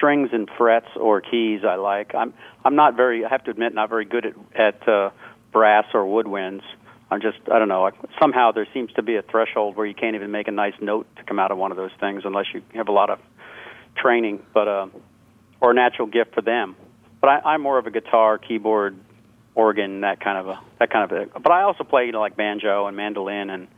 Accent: Jacksonville, Florida, United States; now in New England, United States; I'm originally from Jacksonville, Florida, but I live in New England now

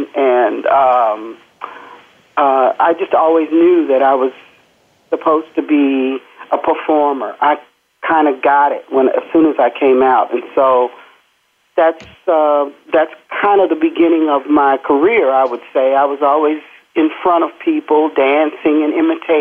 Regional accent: Louisville, Kentucky, United States; I grew up in Louisville, Kentucky.

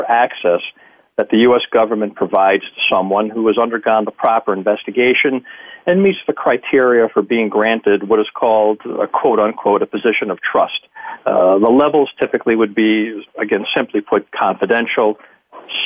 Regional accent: Hancock, New York, United States; the town I grew up in the Catskill Mountains called Hancock, New York.

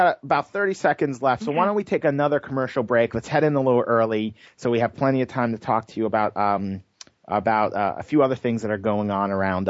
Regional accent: New York, United States; moved away; where I grew up in New York

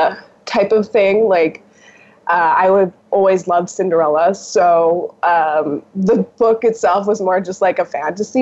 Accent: United States; also born or lived in New York, United States / Los Angeles, United States; I grew up in New York and I grew up in LA.

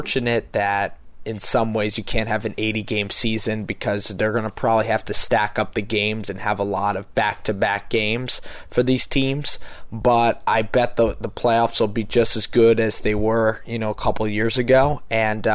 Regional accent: Philadelphia, Pennsylvania, United States; growing up in Philadelphia

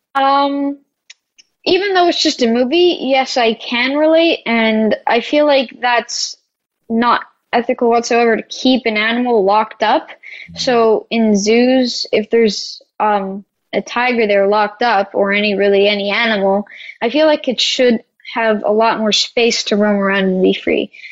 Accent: Canada; I come from Canada and we were in Georgia

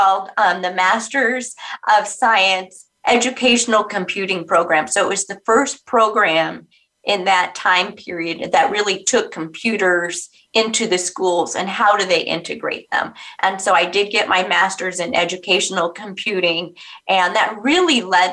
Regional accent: Orange County, California, United States; I'm actually a California girl. I grew up in Orange County

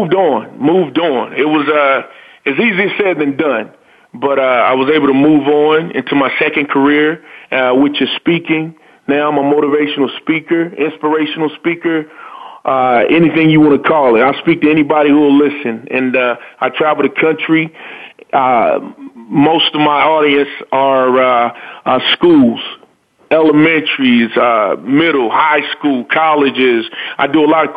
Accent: North Carolina, United States; born and raised in North Carolina.

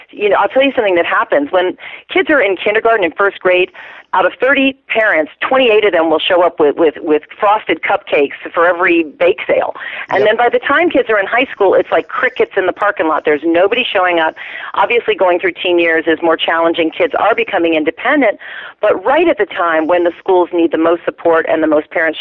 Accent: the farmlands of Virginia, United States; I was raised, by the way, in the farmlands of Virginia

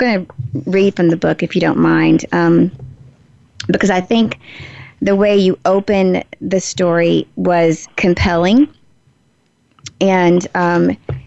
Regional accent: the South, United States; growing up in the South

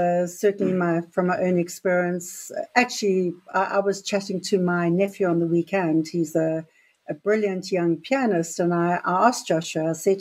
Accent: Durban, KwaZulu-Natal, South Africa; moved away as an adult; also born or lived in Pretoria / Johannesburg / Cape Town; now in Rhode Island, United States; I grew up in KwaZulu-Natal in Durban. I was actually born in Pretoria, grew up in KwaZulu-Natal

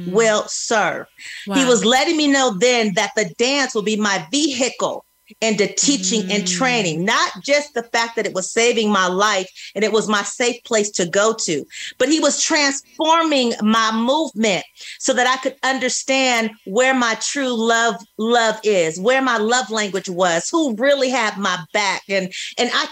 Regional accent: California, United States; moved away as an adult; also born or lived in Georgia; I grew up in California, so I saw a lot, surrounded by a lot

